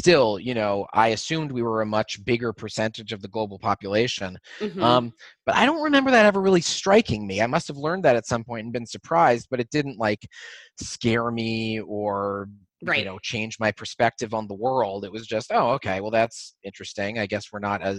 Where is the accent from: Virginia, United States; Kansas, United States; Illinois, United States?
Illinois, United States; Oak Park; growing up in Oak Park, I never really felt like a minority